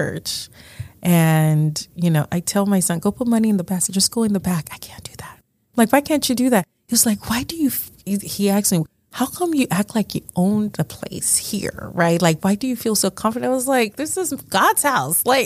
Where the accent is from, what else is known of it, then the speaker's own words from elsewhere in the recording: Nigeria; moved away; I was born and raised in Nigeria